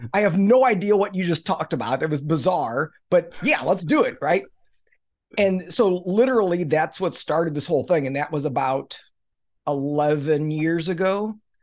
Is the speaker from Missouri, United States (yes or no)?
yes; Missouri, United States; I grew up in Missouri, which is the show me state